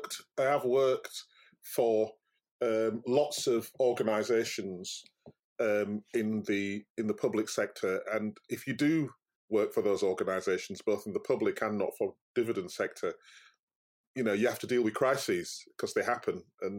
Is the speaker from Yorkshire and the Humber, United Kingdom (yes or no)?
yes; Yorkshire and the Humber, United Kingdom; I'm very proud of being a Yorkshireman. I love Yorkshire, and I like Yorkshire people, and they are different.